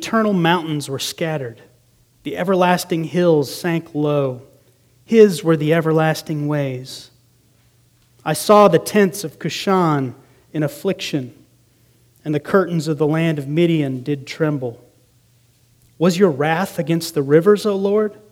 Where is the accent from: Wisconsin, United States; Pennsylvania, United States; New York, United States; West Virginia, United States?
Wisconsin, United States; Green Bay; moved away; I grew up in Green Bay, Wisconsin for a time during my grade school years